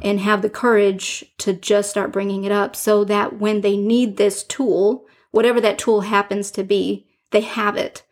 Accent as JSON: {"language": "English", "town": "Detroit", "region": "Michigan", "country": "United States", "tie": "born or raised there", "said": "I grew up in Detroit"}